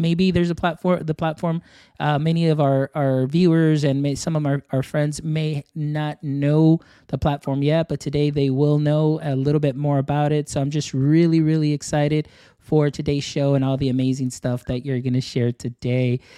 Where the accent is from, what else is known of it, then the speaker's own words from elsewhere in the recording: Texas, United States; I'm from Texas